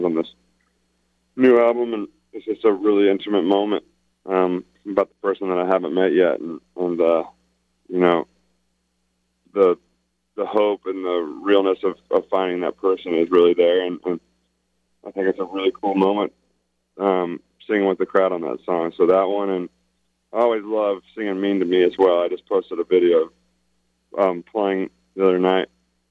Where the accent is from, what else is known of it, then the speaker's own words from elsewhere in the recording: Illinois, United States; I'm from Illinois